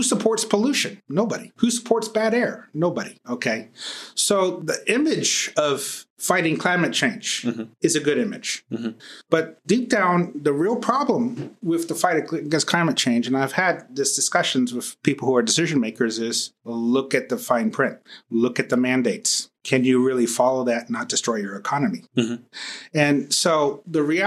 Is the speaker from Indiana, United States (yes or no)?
no; Dallas, Texas, United States; I'm from Dallas